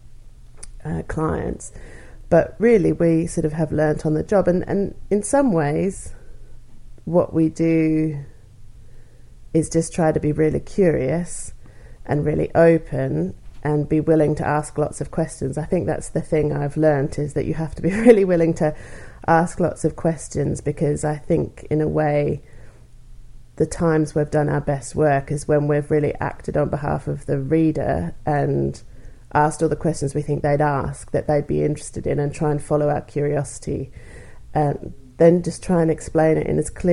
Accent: Australia; moved away as an adult; I'm from Australia. And I did a master's with some research in pure maths in Australia

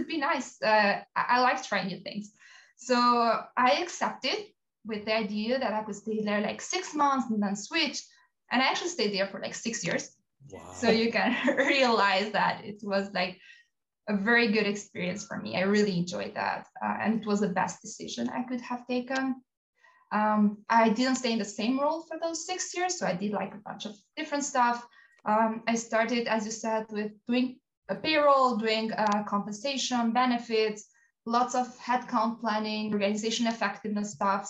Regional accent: Albania; moved away as an adult; I grew up in Albania and I did my bachelor studies there

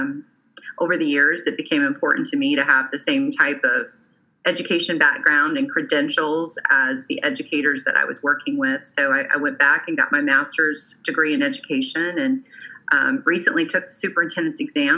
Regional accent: Oklahoma, United States; moved away as an adult; also born or lived in Alabama; I was moving back to my home state of Oklahoma

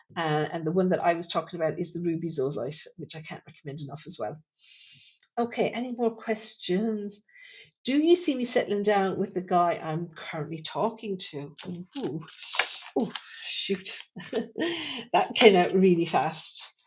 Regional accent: Thurles, Munster, Ireland; my hometown here in Thurles

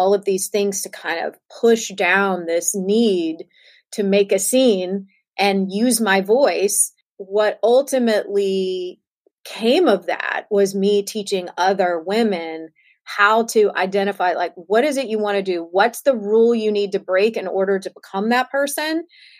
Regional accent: Southern United States, United States; I was raised in the South of the United States.

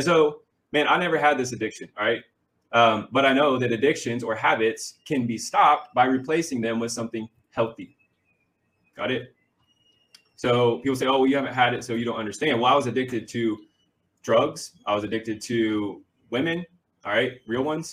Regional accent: Missouri, United States; moved away as an adult; I'm from Missouri, right? Actually here

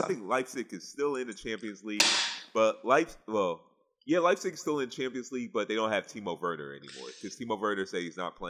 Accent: Nigeria; And why am I saying we? I'm Nigerian. I don't claim America for soccer.

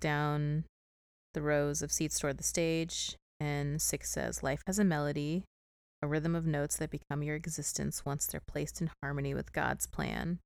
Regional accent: St. Louis, Missouri, United States; I am from Saint Louis.

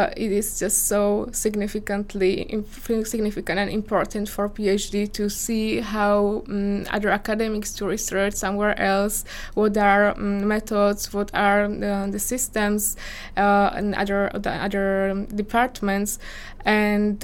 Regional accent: Slovakia; English is a second language; moved away as an adult; also born or lived in Czech Republic; I was born in Slovakia and I grew up in Slovakia

